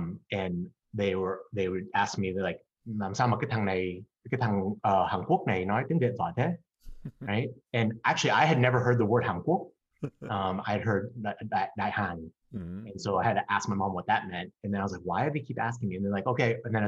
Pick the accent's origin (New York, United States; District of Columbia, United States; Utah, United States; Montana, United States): District of Columbia, United States; Washington; also born or lived in North Arlington, Virginia; I was born in America. I was born in Washington, D.C.